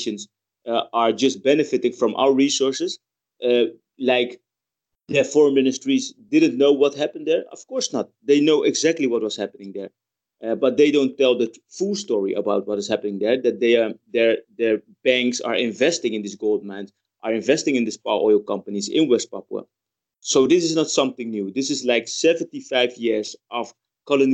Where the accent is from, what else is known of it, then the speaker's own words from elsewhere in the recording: Netherlands; I grew up in the Netherlands